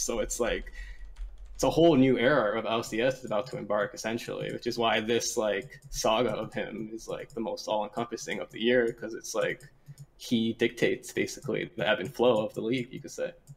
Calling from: Toronto, Ontario, Canada; I'm calling from Toronto, Ontario.

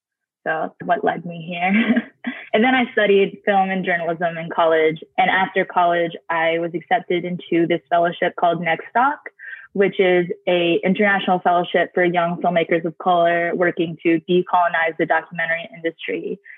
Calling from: Albany, New York, United States; So I'm calling in from Albany, New York, which is the indigenous land of the Mohican and Haudenosaunee people.

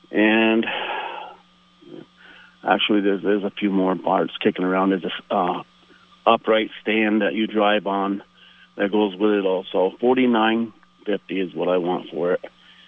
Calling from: Swanton, Vermont, United States

